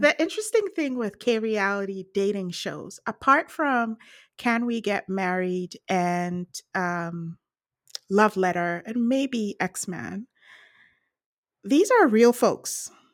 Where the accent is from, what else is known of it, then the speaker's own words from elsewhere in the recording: British Columbia, Canada; I'm from British Columbia.